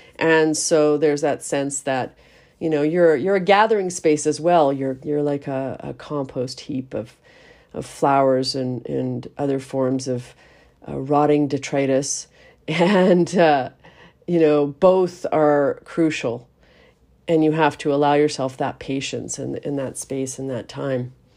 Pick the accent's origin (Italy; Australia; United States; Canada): Canada; we are Canadian